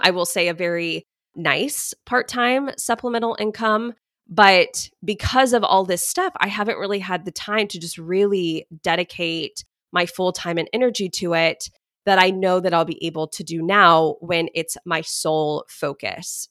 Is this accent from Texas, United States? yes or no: yes; Dallas, Texas, United States; also born or lived in Houston; I grew up in Dallas